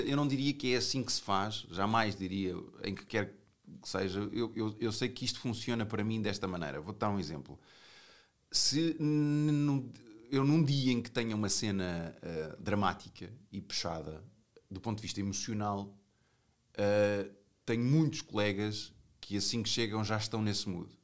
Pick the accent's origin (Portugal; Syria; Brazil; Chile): Portugal; fora de Portugal, eh, eu, eu digo que sou português